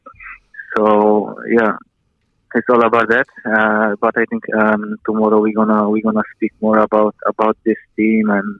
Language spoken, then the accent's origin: English; Poland; now in New Zealand; I grew up in Poland